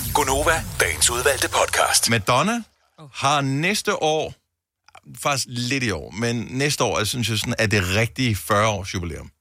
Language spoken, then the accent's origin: Danish; Bogense, Southern Denmark, Denmark; moved away; also born or lived in Esbjerg / Odense; jeg er opvokset i Bogense på Nordfyn, og øh, jeg føler, at jeg kommer hjem